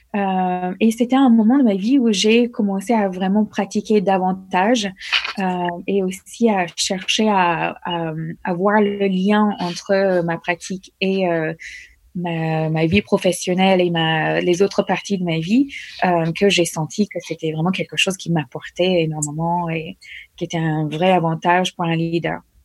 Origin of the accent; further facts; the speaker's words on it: United States; French is a second language; moved away as an adult; also born or lived in Norway; now in France; J'ai quitté les États-Unis deux semaines après mon remise de diplôme